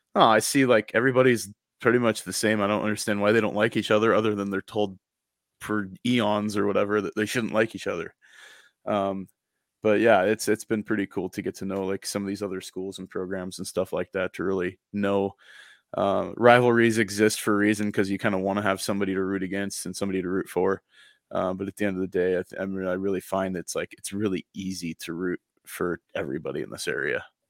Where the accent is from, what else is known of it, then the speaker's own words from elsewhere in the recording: United States; now in Coeur d'Alene, United States; I'm from the Elsie Valley